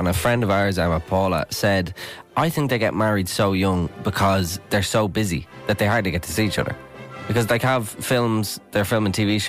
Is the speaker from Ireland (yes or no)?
yes; Ireland; Aren't we so lucky as Irish people?